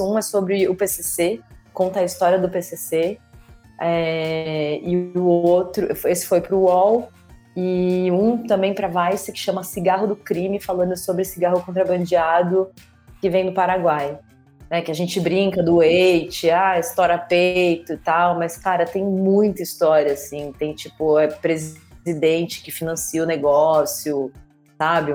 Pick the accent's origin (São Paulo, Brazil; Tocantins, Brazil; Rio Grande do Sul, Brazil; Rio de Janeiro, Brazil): São Paulo, Brazil; Eu sou daqui de São Paulo